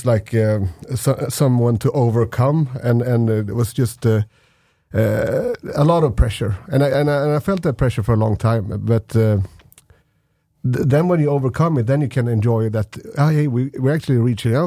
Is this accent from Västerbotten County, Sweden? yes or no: no; Gothenburg, Västra Götaland, Sweden; we're from Gothenburg. But actually, the area where the people were from was so much smaller. It was just a part of Gothenburg, a suburb outside of Gothenburg